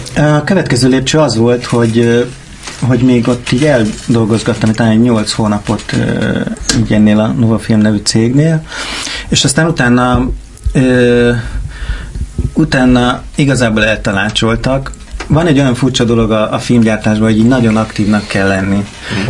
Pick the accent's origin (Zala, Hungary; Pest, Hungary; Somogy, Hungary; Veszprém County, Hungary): Zala, Hungary; Keszthely; Én vidéken nőttem fel Keszthelyen, ez egy kisváros